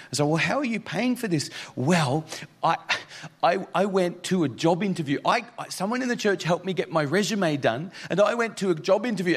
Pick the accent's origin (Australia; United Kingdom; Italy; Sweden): Australia; Mount Isa, Queensland; moved away; also born or lived in Toowoomba, Queensland / Northern Territory; this is my hometown, but that's because I did primary school there